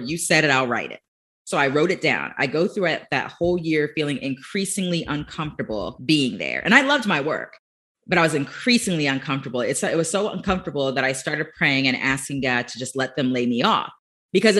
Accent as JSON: {"language": "English", "region": "Florida", "country": "United States", "tie": "born or raised there", "said": "born and raised in Florida"}